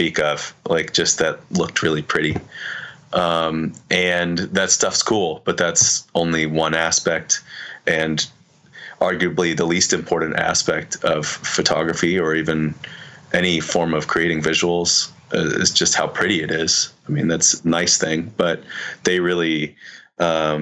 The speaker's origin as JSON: {"language": "English", "town": "Nashville", "region": "Tennessee", "country": "United States", "tie": "born or raised there", "said": "growing up in Nashville."}